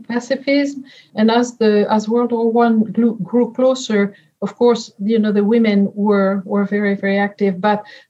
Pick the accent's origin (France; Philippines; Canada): France; English is a second language; moved away; You hear it from my accent. I was born in France and raised in France